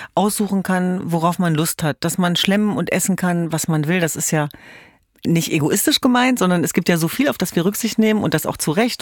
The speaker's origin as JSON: {"language": "German", "town": "Hanover", "region": "Lower Saxony", "country": "Germany", "moved": "yes", "said": "Ich komme ja ursprünglich aus Hannover"}